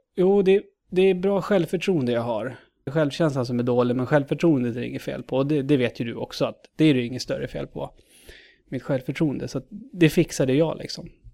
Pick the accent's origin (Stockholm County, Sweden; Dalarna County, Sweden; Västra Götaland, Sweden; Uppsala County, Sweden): Uppsala County, Sweden; Knutby; Uppland eh, är jag född och uppvuxen i. Född Uppsala, uppvuxen i Knutby.